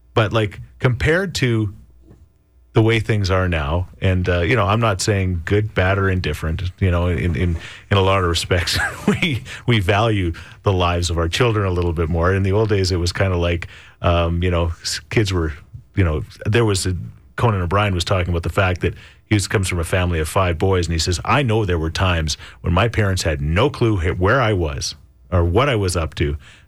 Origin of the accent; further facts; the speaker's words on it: Midland, Ontario, Canada; When I was 13 in the early 80s, I used to hitchhike from my hometown, Midland, Ontario, to Daytona Beach to visit my dad.